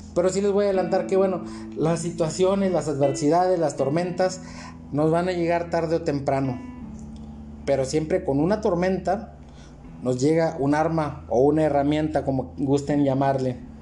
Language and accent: Spanish; Matamoros, Tamaulipas, Mexico; nosotros somos de Matamoros